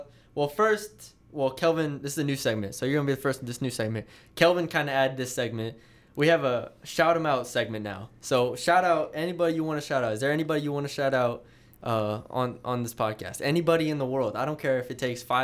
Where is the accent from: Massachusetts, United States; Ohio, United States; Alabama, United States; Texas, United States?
Texas, United States; San Antonio; I'm from San Antonio